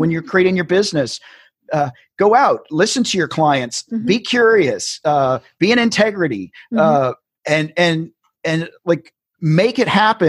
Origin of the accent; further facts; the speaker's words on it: the South, United States; I grew up in the South